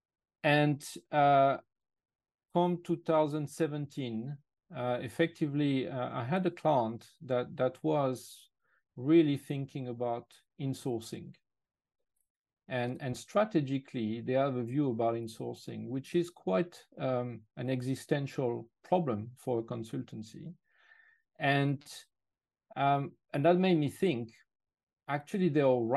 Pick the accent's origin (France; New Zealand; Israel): France; English is a second language; moved away as an adult; now in United Kingdom; I'm actually originally French, and I moved to the UK a long time ago in 96. Therefore, my accent is not completely the one of a local.